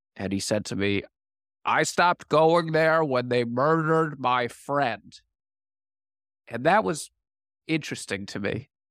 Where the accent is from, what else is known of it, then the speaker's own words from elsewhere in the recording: Washington, District of Columbia, United States; I grew up in Washington, D C.